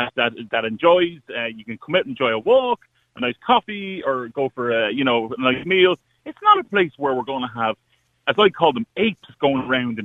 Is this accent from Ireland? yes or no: yes; Ireland; I'm not from Dublin Ridge, I'm from the country.